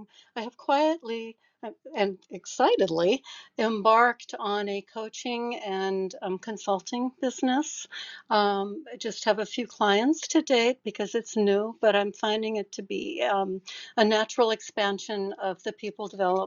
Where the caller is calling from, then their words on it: Seattle, Washington, United States; So my background, I'm speaking from Seattle.